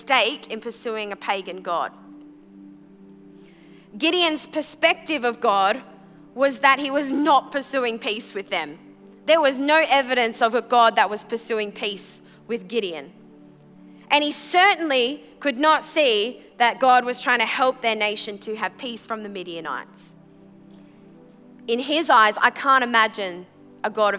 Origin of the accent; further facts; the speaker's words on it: Brisbane, Queensland, Australia; also born or lived in Sunshine Coast; when I was 14 years old, we moved from from Brisbane to the Sunshine Coast